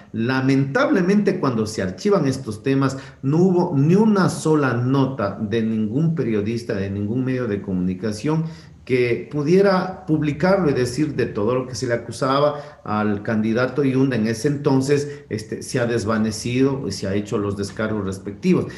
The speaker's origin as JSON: {"language": "Spanish", "town": "Quito", "region": "Pichincha", "country": "Ecuador", "tie": "born or raised there", "said": "yo ni siquiera nací en Quito, pero de muy niño vine a esta ciudad"}